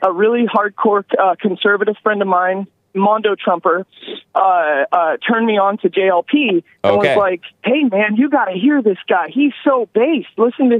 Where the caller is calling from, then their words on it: Seattle, Washington, United States; I'm just calling in from Sodom and Gomorrah, a.k.a. Seattle.